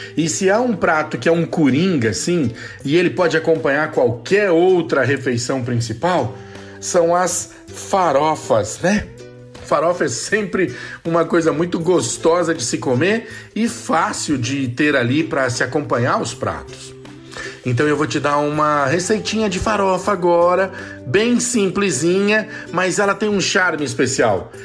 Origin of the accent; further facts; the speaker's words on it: São Paulo, Brazil; Eu sou de São Paulo, do Sudeste